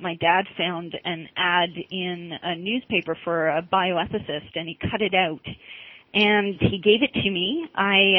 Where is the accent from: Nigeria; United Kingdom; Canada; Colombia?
Canada; Toronto, Ontario; I grew up in Toronto